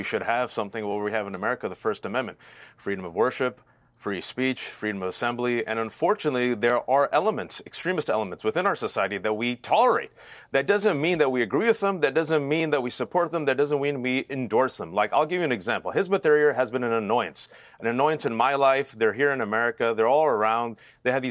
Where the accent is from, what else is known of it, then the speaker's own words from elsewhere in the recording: United States; as an American